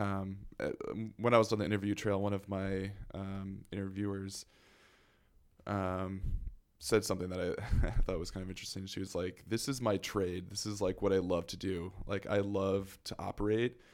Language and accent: English; St. Louis, Missouri, United States; moved away as an adult; now in Chicago, United States; I was born and raised in Saint Louis